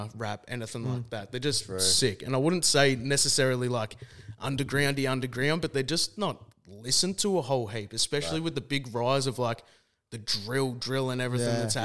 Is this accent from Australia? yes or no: yes; Melbourne, Victoria, Australia; Melbourne, Australia